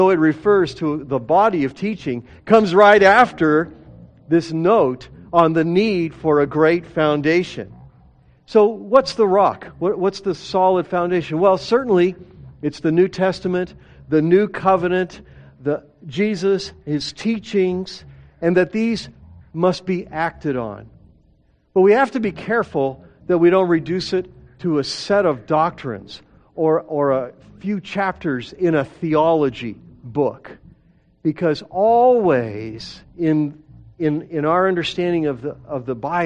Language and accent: English; Denver, Colorado, United States; I grew up in Denver